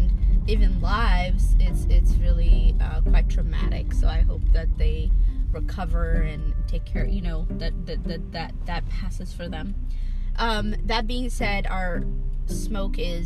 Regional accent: Ethiopia; growing up in my family and just in my community where I grew up in Ethiopia

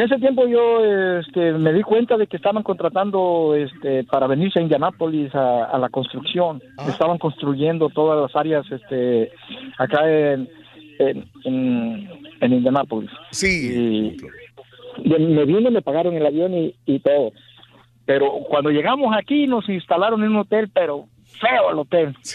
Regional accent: Atoyac de Álvarez, Guerrero, Mexico; moved away as an adult; also born or lived in California; yo vengo de Guerrero, de este, un poblado de que se llama ya Atoyac de Álvarez

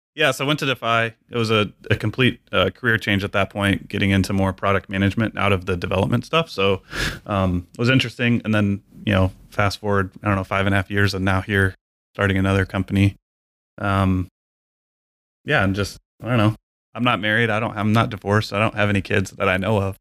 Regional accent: San Angelo, Texas, United States; also born or lived in Lubbock, Texas / Hobbs, New Mexico; I'm Texas as well, born and raised

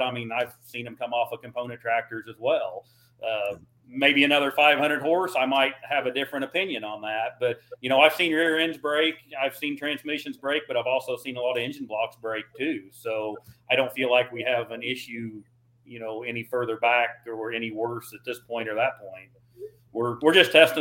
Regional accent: Missouri, United States; I'm from Missouri

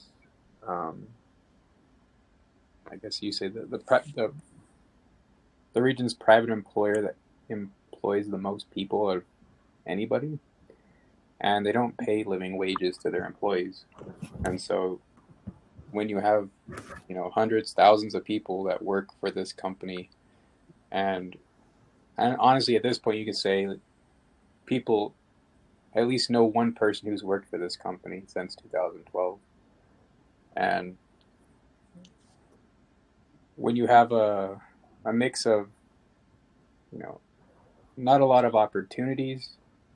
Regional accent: Inland Empire, California, United States; I grew up in the Inland Empire pretty much my entire life

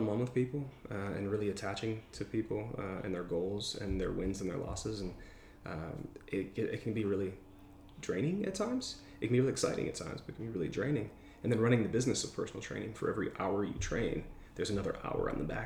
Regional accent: Michigan, United States; moved away as an adult; also born or lived in Seattle, Washington; I'm from Michigan, and I was living there

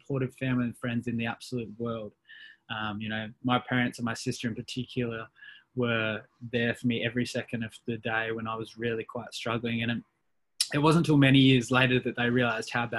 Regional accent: Perth, Western Australia, Australia; born and raised in Perth, Western Australia

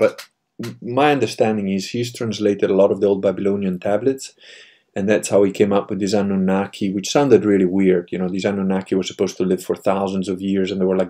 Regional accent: Italy; being Italian

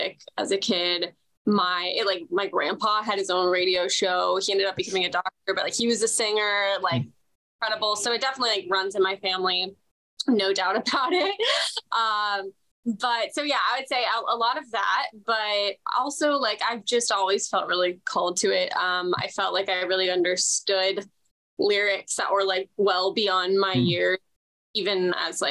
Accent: South Bay, Southern California, United States; I grew up in that bubble of beach towns.

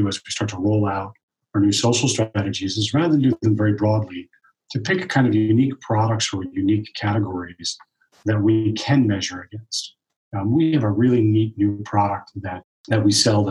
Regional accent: East Coast, United States; I'm from the East Coast

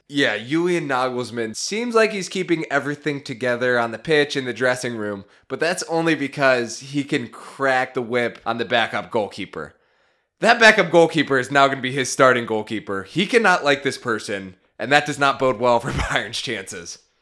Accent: United States; me as an American that works in finance

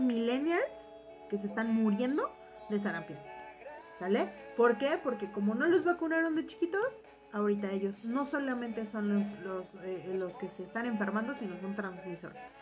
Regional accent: Mexico; nosotros como mexicanos

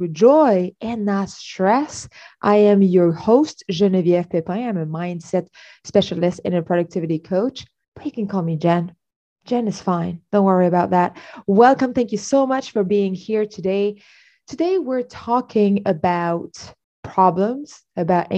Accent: Canada; I'm Canadian.

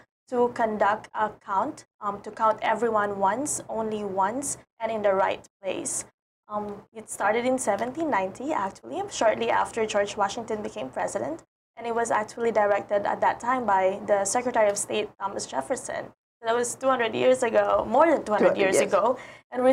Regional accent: Mindanao, Philippines; moved away as an adult; now in Hawaii, United States; I came from the Philippines.

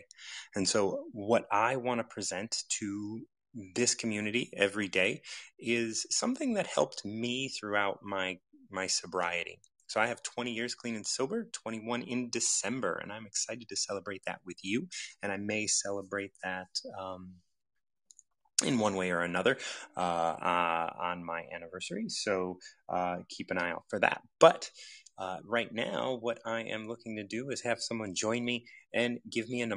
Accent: United States; I grew up in the United States

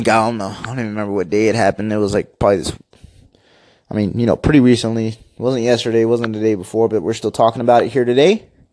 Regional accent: Seguin, Texas, United States; I'm from Seguin, little city of Seguin, Texas. We've got a team here called the Matadors.

